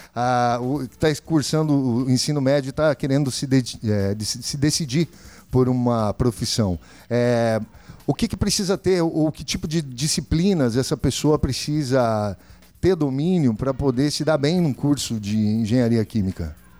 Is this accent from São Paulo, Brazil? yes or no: no; Campo Novo do Parecis, Mato Grosso, Brazil; now in Cáceres, Brazil; venho de Campo Novo